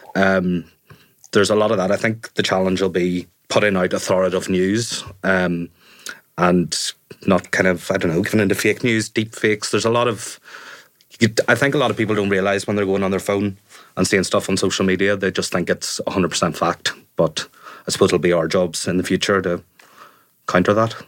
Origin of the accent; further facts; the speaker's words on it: Enniskillen, Northern Ireland, United Kingdom; now in Belfast, United Kingdom; When I grew up in Fermanagh, I was quite sheltered